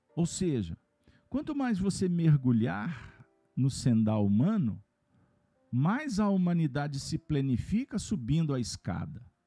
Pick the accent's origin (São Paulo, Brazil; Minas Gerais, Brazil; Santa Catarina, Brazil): Minas Gerais, Brazil; eu sou mineiro